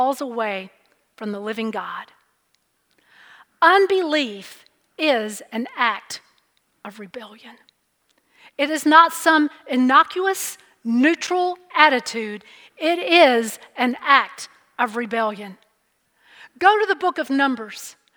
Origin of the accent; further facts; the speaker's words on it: Alabama, United States; Growing up in Alabama, one of the quickest and probably most popular vacation destinations was Panama City Beach, Florida